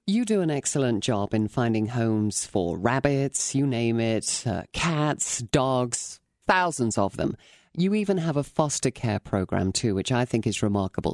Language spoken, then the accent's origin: English; England, United Kingdom; now in United States